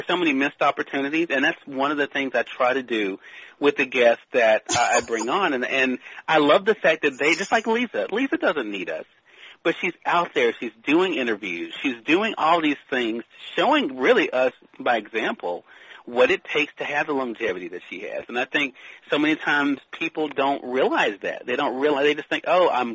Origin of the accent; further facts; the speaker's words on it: Mississippi, United States; my home state of Mississippi